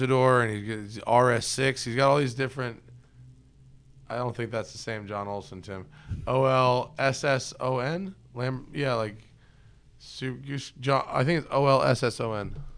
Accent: New York, United States; I'm from New York

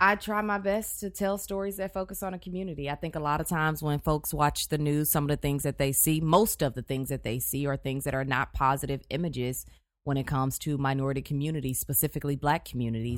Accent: Houston, Texas, United States; also born or lived in Chicago / College Station, Texas / Tyler, Texas; I'm from Houston

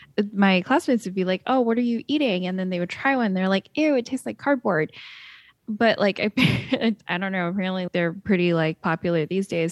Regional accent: Shanghai, China; now in United States; Shanghai, which is, like, my hometown

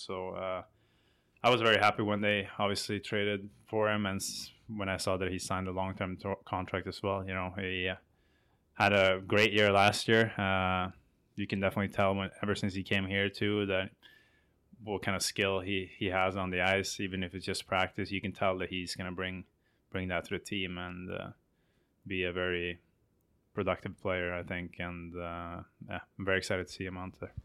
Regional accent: Sweden; moved away as an adult; my hometown team were in the Swedish final

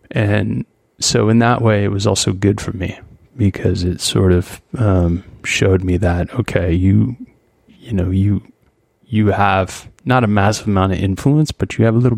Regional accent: United States; one, I'm an American. It doesn't matter.

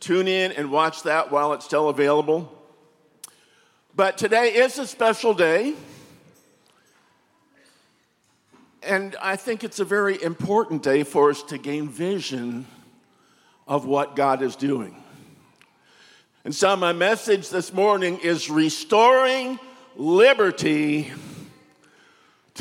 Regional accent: United States; I'm an American?

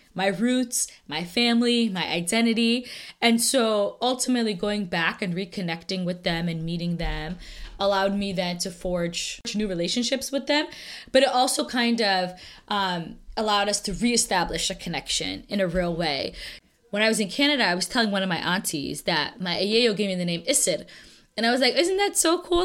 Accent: United States; I'm American

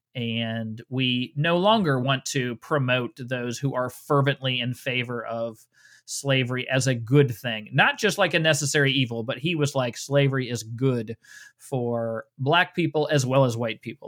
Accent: Cincinnati, Ohio, United States; now in Georgia, United States

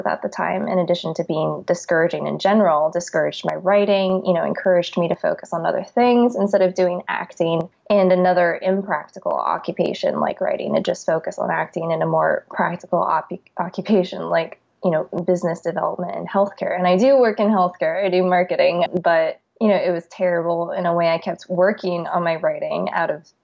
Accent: Scottsdale, Arizona, United States; now in Los Angeles, United States; I'm originally from Scottsdale, Arizona, and now I live in Los Angeles

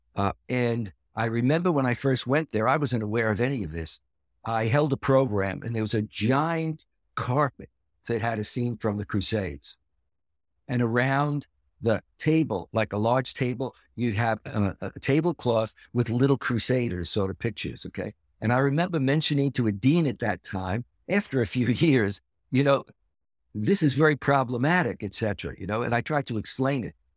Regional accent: New York City, New York, United States; I was born and raised in Brooklyn

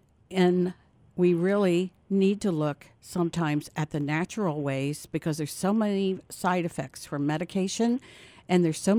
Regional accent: Indiana, United States; we are both from Indiana

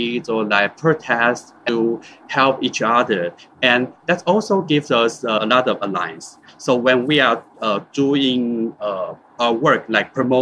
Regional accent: Taiwan; I'm from Taiwan

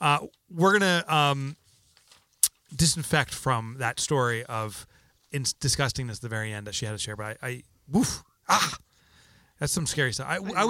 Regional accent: New Jersey, United States; I mean, we're from New Jersey, so we get it.

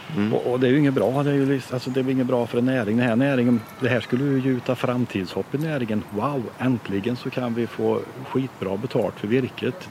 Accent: Sweden; jag är uppväxt i Drevenhäste

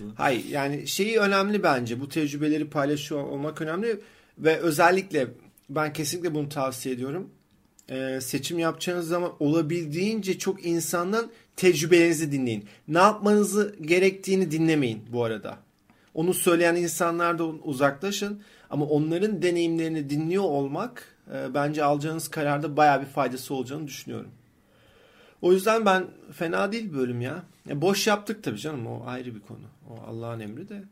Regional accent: Sakarya, Turkey; moved away as an adult; also born or lived in Istanbul; aslında Sakaryalıyım

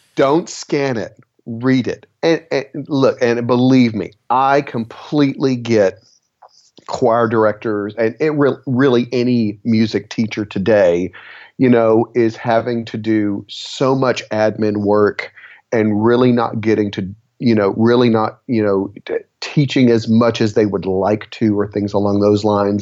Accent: Texas, United States; I'm from Texas

